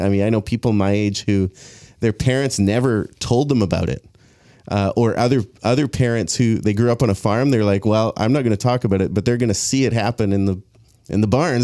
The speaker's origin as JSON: {"language": "English", "town": "Abbotsford", "region": "British Columbia", "country": "Canada", "tie": "born or raised there", "said": "I grew up here in Abbotsford, South Abbotsford Church"}